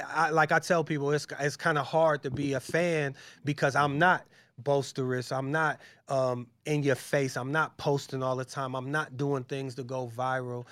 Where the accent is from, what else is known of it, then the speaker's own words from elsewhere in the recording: Massillon, Ohio, United States; moved away as an adult; also born or lived in Brooklyn, New York; I'm from Massillon, Ohio, it's a, it's a small town